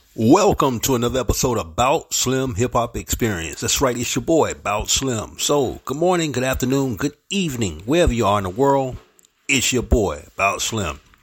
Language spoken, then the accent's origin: English; St. Petersburg, Florida, United States; also born or lived in Harlem, New York; my hometown, 727, St. Petersburg, Florida